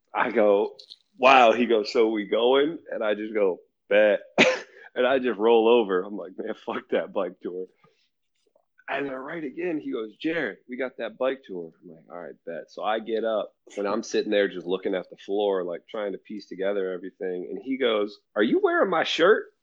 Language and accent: English; United States; I'm from the U.S.